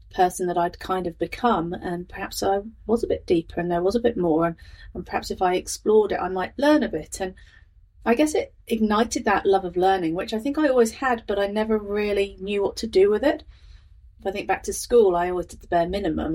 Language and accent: English; Northamptonshire, East Midlands, United Kingdom; moved away as an adult; now in Lincoln, New Zealand; I'm from Northamptonshire in the UK, is where I've lived for most of my life